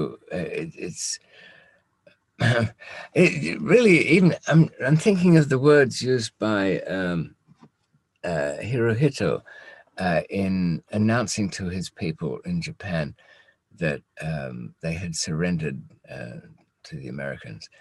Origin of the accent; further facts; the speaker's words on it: United Kingdom; we as British